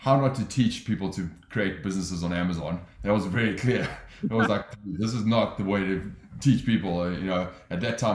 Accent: Johannesburg, Gauteng, South Africa; moved away as an adult; also born or lived in London; now in Los Angeles, United States; I grew up in South Africa. I'm from Johannesburg, lived in London

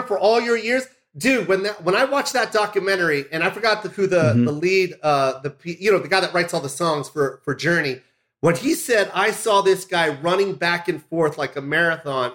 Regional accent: United States; also born or lived in Philippines; living in America

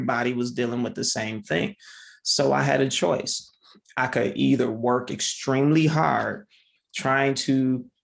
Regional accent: Michigan, United States; now in Ohio, United States; I grew up in Michigan

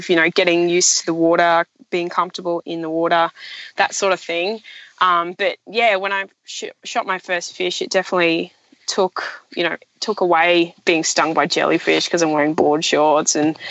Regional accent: the Burdekin, North Queensland, Australia; also born or lived in Townsville; I grew up in the Burdekin, which is a cane farming district in North Queensland, just south of Townsville

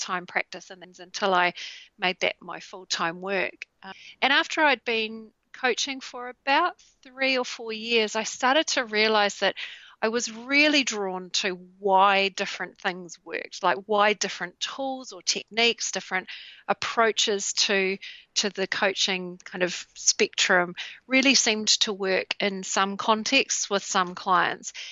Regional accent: New Zealand; in Christchurch in New Zealand, and my home country

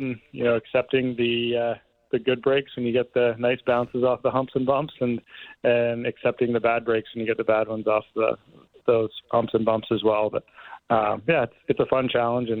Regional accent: Canada; being a Canadian

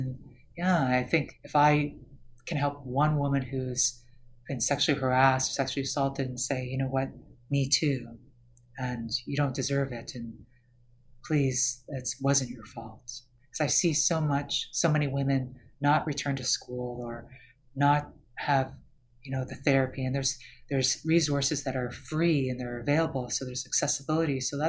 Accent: Canada; now in United States; as someone, especially as a Canadian in the US, I see those who don't have access.

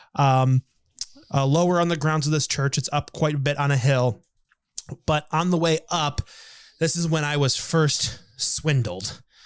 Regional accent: United States; he picked me out as American right away

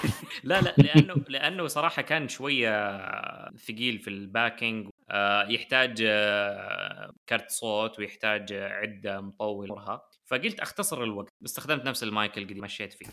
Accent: Saudi Arabia; عندنا في السعودية

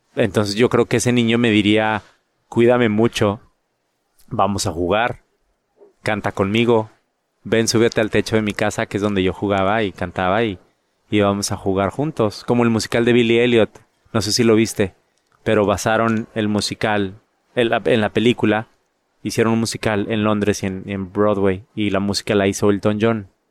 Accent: San Pedro Garza García, Nuevo León, Mexico; moved away as an adult; also born or lived in London; now in United States; En Monterrey, en mi casa. Bueno, en San Pedro, de donde soy.

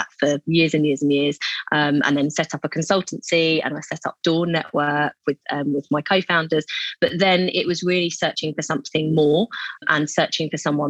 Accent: London, United Kingdom; I'm from Southeast London.

